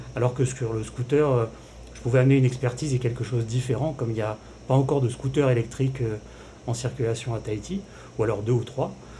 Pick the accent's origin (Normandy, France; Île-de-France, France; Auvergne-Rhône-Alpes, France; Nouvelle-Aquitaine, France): Île-de-France, France; Paris; moved away as an adult; je suis parisien, je suis arrivé il y a quelques mois au, au Fénois